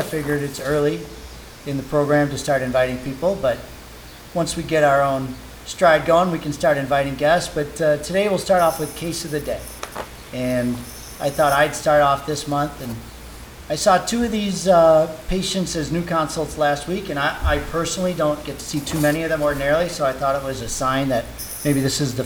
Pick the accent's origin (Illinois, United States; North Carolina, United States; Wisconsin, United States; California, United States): Illinois, United States; Oak Park; I grew up in Oak Park